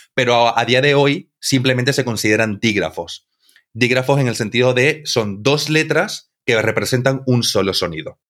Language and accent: Spanish; Santa Cruz de la Sierra, Santa Cruz, Bolivia; yo vengo de Santa Cruz, eh, que está en Bolivia